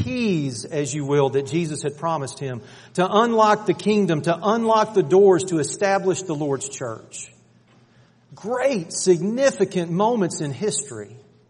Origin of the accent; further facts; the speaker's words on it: Athens, Georgia, United States; I grew up outside of Athens, and I'm a diehard Georgia fan.